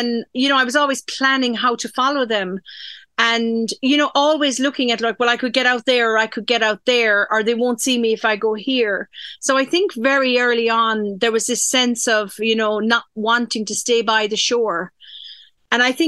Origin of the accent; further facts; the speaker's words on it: Dingle, Munster, Ireland; also born or lived in Donegal; I grew up in Dingle. I was born actually in Donegal, from a fishing family.